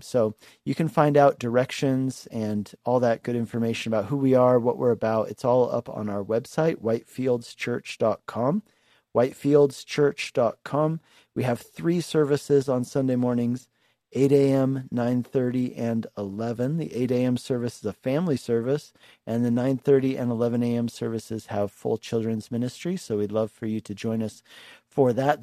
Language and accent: English; Lakewood, Colorado, United States; I actually went to school there when I was a kid. I grew up in Lakewood.